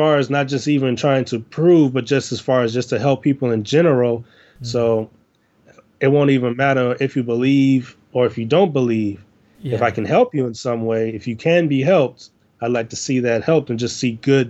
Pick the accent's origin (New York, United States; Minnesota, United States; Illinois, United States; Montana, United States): Illinois, United States; Chicago; I am I'm from Chicago. I have grown up in the inner city of the United States of Chicago, Illinois.